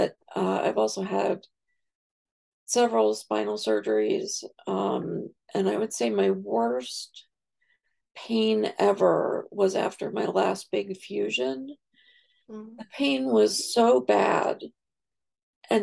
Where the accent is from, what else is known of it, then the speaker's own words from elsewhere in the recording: New York, United States; now in Virginia, United States; I'm from New York, but I live in Virginia now.